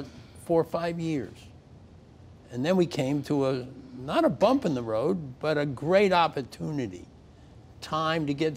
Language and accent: English; New York, United States; I was born in New York in the early in the last century, and went to school here